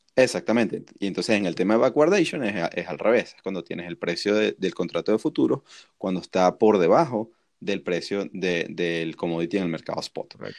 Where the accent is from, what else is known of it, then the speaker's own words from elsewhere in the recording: Venezuela; nosotros que somos venezolanos